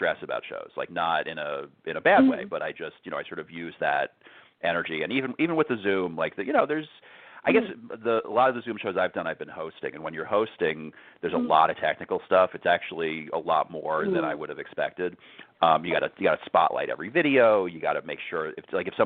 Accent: New York, United States; growing up in New York

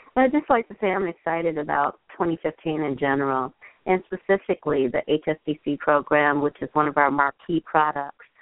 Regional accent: Chicago, Illinois, United States; I am in Chicago, my hometown

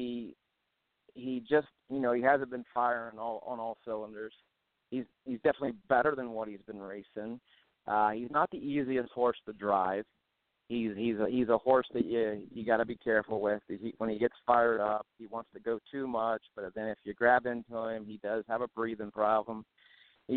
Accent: Ohio, United States; I'm from Ohio

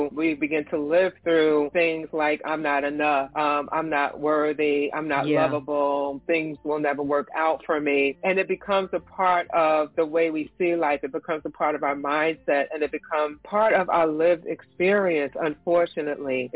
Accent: New Jersey, United States; I am from New Jersey

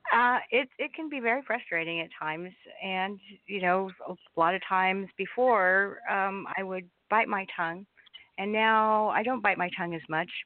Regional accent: Southern California, United States; I am from Southern California

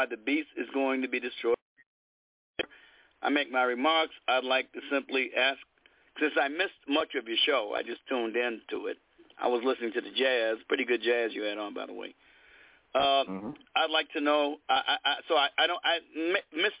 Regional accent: Chicago, Illinois, United States; I got beaten by white mobs as my Chicago neighborhood got racially integrated

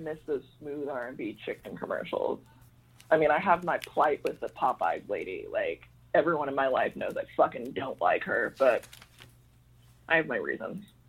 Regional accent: Fort Worth, Texas, United States; That's right where I'm from, Fort yes. Worth

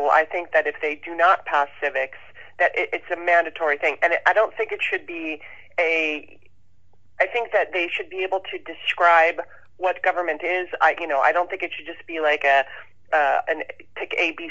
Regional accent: Southern California, United States; also born or lived in Baltimore, Maryland; I grew up in Southern California and went to public school

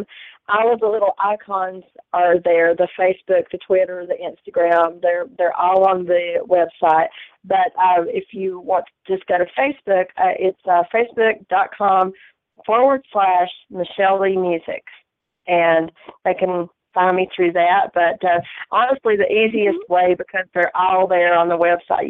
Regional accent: Bakersville, North Carolina, United States; born or raised there

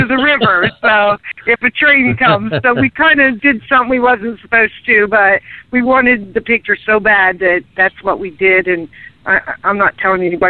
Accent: Lancaster, Ohio, United States; moved away as an adult; now in Kansas, United States; I'm originally from Lancaster, Ohio

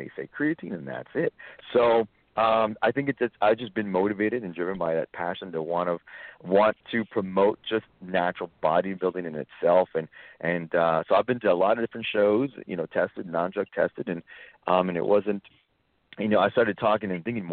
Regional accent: South Texas, United States; I grew up actually in South Texas

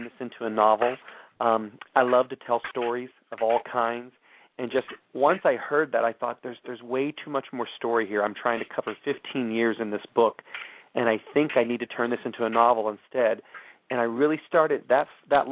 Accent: Texas, United States; I grew up Southern Baptist in Texas

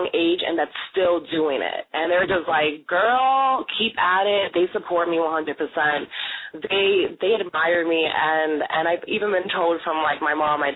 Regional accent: New York City, New York, United States; I was born and raised in New York City, from Brooklyn

